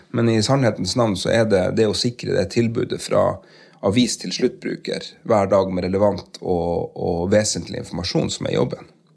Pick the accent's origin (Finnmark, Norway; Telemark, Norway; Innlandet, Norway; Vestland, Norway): Finnmark, Norway; Porsanger; accent: Finnmark dialect; moved away as an adult; also born or lived in Karasjok; now in Tromsø, Norway; jeg vokste opp i, i Karasjok og i uh, Porsanger